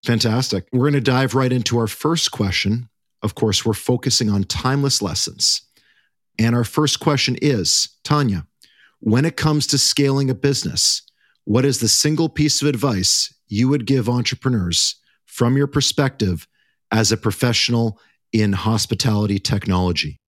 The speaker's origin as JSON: {"language": "English", "country": "Canada", "said": "we are all Canadian on this episode."}